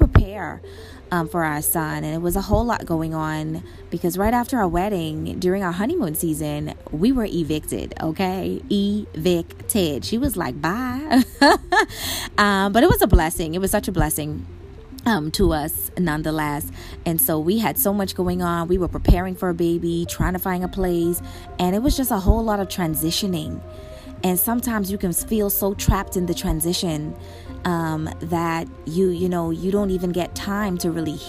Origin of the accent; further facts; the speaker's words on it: Bahamas; I'm from the Bahamas